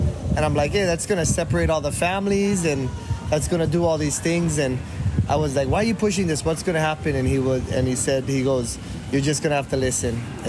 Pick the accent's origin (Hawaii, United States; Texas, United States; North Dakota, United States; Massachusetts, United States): Hawaii, United States; born or raised there